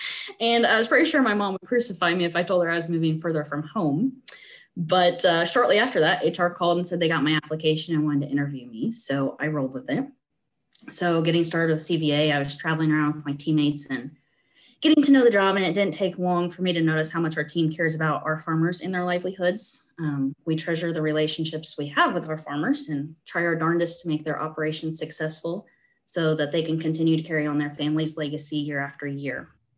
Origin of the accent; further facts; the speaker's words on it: West Central Illinois, United States; moved away as an adult; also born or lived in Kansas; now in Stromsburg, United States; So I grew up in West Central Illinois on a grain and livestock farm. We raised cattle and hogs and farm corn and beans.